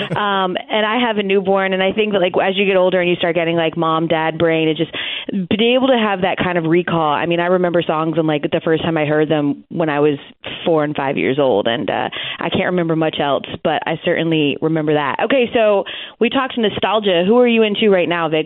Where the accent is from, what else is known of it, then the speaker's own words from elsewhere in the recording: Atlanta, Georgia, United States; I'm from Atlanta